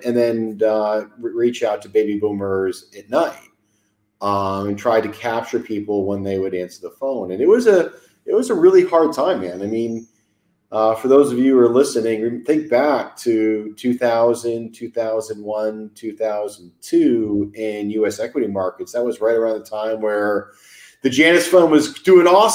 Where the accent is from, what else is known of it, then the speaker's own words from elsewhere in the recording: Farmington, Connecticut, United States; moved away as an adult; also born or lived in Boston; I grew up in Farmington, Connecticut, went to an old boys boarding school, Avon Old Farms in Connecticut